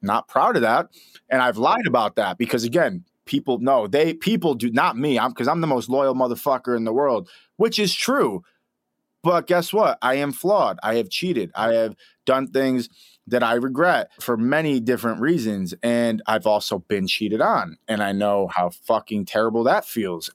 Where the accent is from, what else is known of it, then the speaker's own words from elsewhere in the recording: Rochester, New York, United States; moved away as an adult; also born or lived in Los Angeles; I'm a kid from Rochester, New York